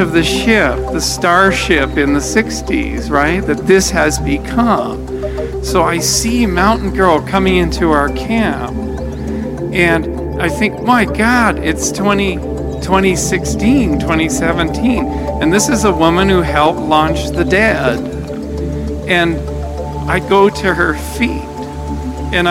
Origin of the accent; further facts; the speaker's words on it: Santa Cruz, California, United States; I'm from Santa Cruz